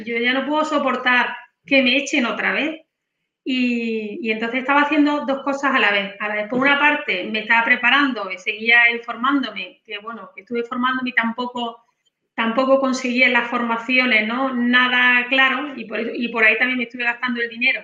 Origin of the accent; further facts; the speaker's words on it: Granada, Andalusia, Spain; now in Seville, Spain; yo nací en Granada